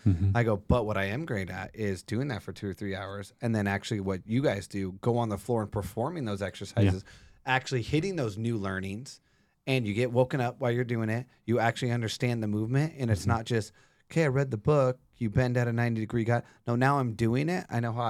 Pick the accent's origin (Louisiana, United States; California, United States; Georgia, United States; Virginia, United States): California, United States; Yucaipa; born there; I was born in San Bernardino, Yucaipa in California in the water, which was illegal.